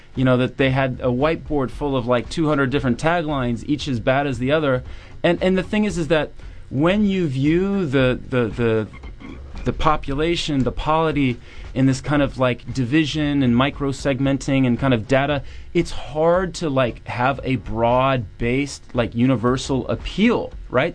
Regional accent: Virginia, United States; I'm from Virginia

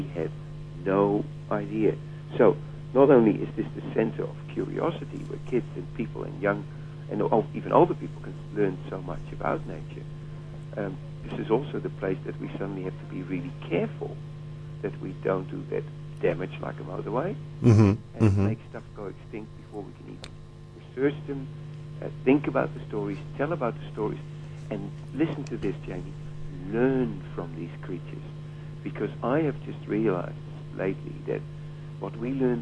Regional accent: Jakarta, Indonesia; also born or lived in Borneo; now in Dunedin, New Zealand; I was born not in Borneo, but in Jakarta.

